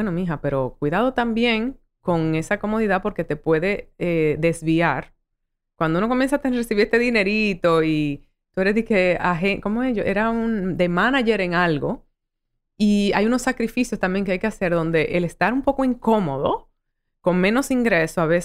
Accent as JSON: {"language": "Spanish", "country": "United States", "tie": "born there", "said": "por circunstancias de la vida nací en Gringolandia"}